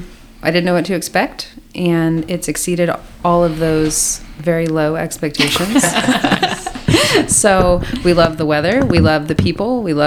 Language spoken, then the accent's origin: English; Texas, United States; moved away as an adult; now in St. Louis, United States; I'm from Texas.